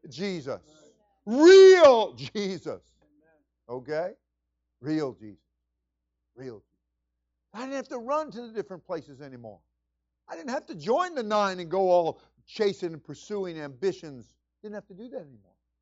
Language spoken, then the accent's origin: English; New York, United States; moved away; I was from New York